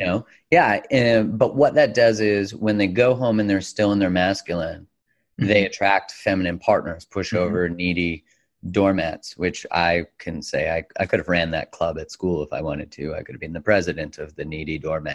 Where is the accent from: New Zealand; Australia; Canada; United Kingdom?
Canada; being a Canadian